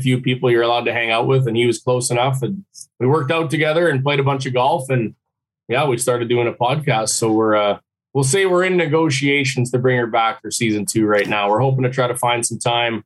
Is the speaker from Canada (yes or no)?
yes; Saskatchewan, Canada; I played my whole life growing up in Sasky